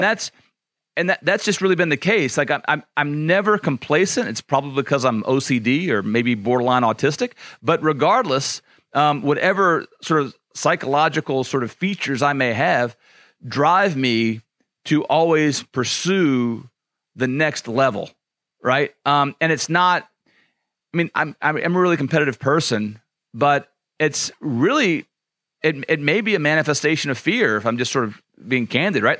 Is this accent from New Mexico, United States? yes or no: no; Louisiana, United States; I grew up in Louisiana